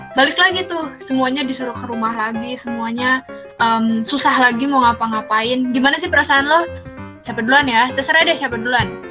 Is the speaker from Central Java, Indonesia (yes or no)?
no; Jakarta, Indonesia; Gue dari Jakarta di sini-sini aja